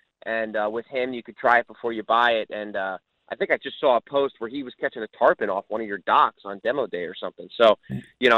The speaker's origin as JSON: {"language": "English", "region": "New Jersey", "country": "United States", "tie": "born or raised there", "said": "New Jersey, my home state"}